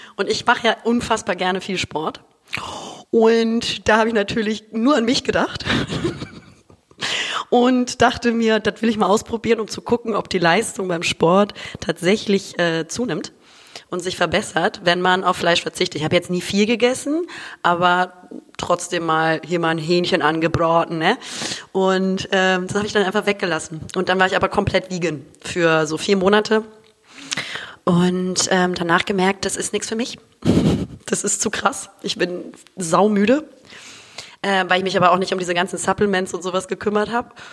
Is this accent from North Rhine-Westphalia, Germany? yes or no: no; Hamburg, Germany; now in Düsseldorf, Germany; lebe momentan äh, in Düsseldorf, bin aber eigentlich gebürtig aus Hamburg